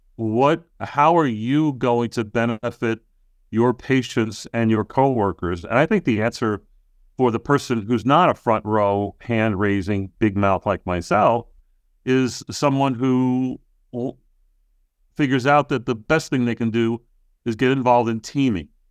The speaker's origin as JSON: {"language": "English", "area": "Long Island", "region": "New York", "country": "United States", "tie": "born or raised there", "moved": "yes", "said": "back in my hometown in, on Long Island"}